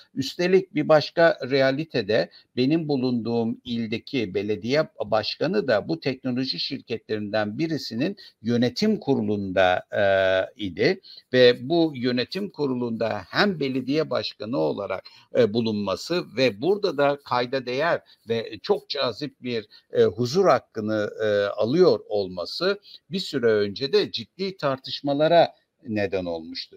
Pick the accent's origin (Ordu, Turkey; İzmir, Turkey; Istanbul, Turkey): Ordu, Turkey; moved away; Ben Karadeniz bölgesindeydim. Ordulu olduğum için oraya gittim